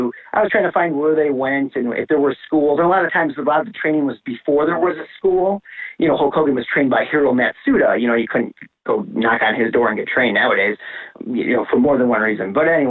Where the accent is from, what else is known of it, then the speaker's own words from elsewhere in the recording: Chicago, Illinois, United States; also born or lived in New Jersey; I'm from the Chicagoland area